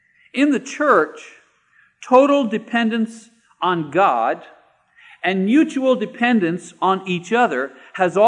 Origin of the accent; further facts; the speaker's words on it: Canada; moved away as an adult; now in United States; I'm a Canadian citizen